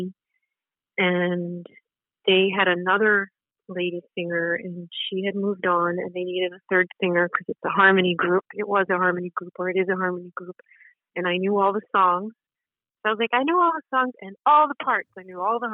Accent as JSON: {"language": "English", "region": "Connecticut", "country": "United States", "tie": "born or raised there", "said": "I was born and raised in Connecticut"}